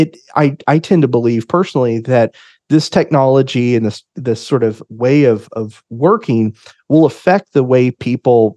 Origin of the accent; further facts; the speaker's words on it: Oklahoma City, Oklahoma, United States; I am from the Oklahoma City area and live here with my family.